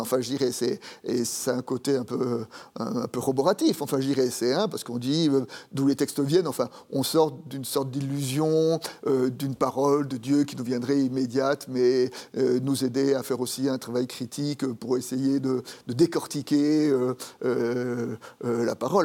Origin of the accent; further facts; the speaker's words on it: Paris, Île-de-France, France; also born or lived in Dijon; j'ai grandi à Paris, tout simplement parce que mon père est monté à Paris pour trouver du travail